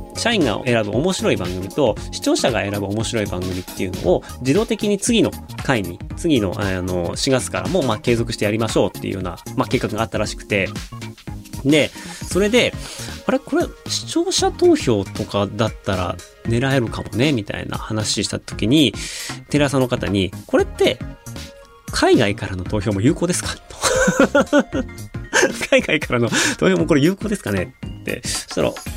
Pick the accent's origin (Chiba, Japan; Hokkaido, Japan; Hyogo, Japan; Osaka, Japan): Hokkaido, Japan; moved away; 僕、北海道出身で、HTB なんですね